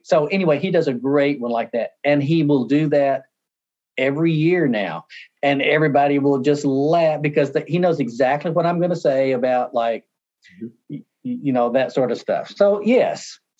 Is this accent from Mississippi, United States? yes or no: yes; Mississippi, United States; moved away as an adult; also born or lived in Arkansas / Ohio / New York / Kansas; now in Michigan, United States; where I was born in Mississippi